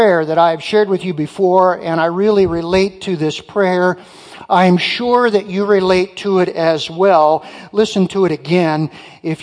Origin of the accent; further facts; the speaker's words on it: Muskegon, Michigan, United States; also born or lived in Detroit, Michigan; now in Marquette, United States; I was born in Detroit. My folks moved from the UP to Detroit, where my sisters and I were born. I was raised in Muskegon